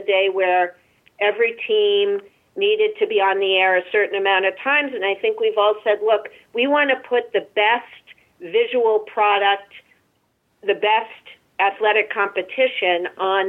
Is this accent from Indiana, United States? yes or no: no; Massachusetts, United States; I'm born and raised in Massachusetts.